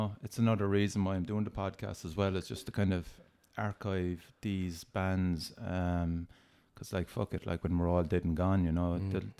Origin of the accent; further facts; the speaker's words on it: Cork, Munster, Ireland; Oh, Ireland, what part? Cork.